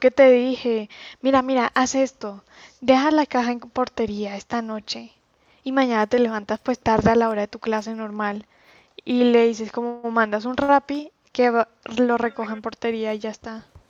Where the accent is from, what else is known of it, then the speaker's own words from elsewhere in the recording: La Guajira, Colombia; moved away; also born or lived in Santa Marta, Colombia / Manizales, Colombia; nací en Santa Marta y me crié en La Guajira.